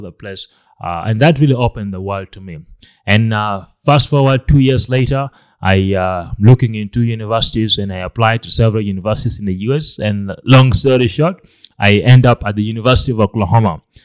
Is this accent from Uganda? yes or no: yes; Lira, Northern Region, Uganda; was born in, in Uganda. I grew up here in Lera, in, uh, the northern part of Uganda.